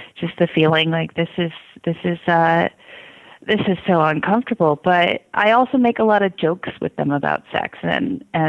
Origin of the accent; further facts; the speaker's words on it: Midwest, United States; I grew up in the Midwest in small towns